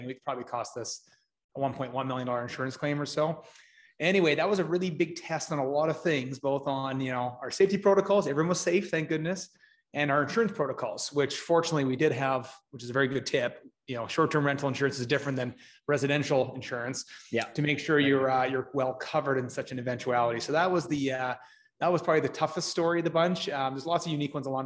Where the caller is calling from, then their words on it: Edmonton, Alberta, Canada; Uh, Edmonton, Alberta, Canada, where I'm right now in our, our head office.